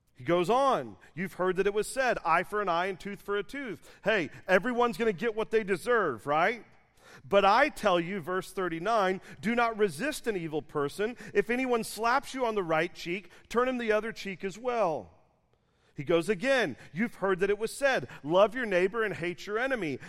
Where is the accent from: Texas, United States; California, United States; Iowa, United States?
Texas, United States; Dallas; I'm from Dallas